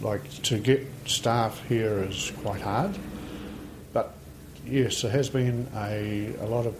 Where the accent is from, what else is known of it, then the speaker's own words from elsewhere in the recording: Greymouth, West Coast, New Zealand; now in Franz Josef, New Zealand; I'm from Greymouth, and my dad was a businessman there